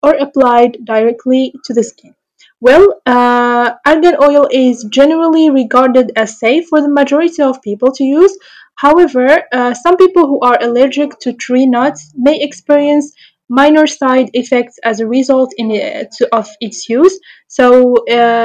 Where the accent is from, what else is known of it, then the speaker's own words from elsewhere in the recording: Morocco; I'm from Morocco